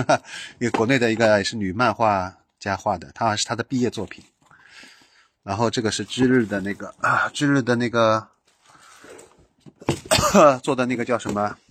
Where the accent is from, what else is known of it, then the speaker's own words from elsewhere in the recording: Shanghai, China; 就是我用我是上海人嘛，我正好就又是在这边